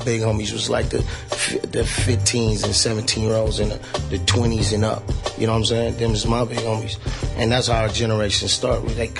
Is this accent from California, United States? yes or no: yes; Colton, California, United States; I'm from Colton. Colton? Yeah, San Bernardino.